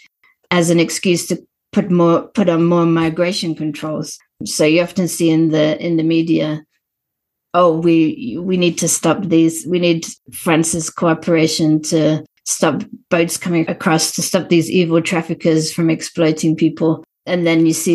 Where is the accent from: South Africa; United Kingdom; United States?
South Africa; as a South African who's experienced apartheid conditions